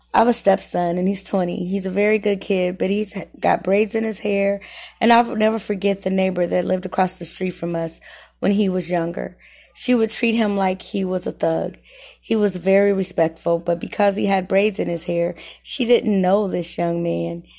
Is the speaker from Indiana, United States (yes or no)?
yes; Muncie, Indiana, United States; I was born and raised here in Muncie, Indiana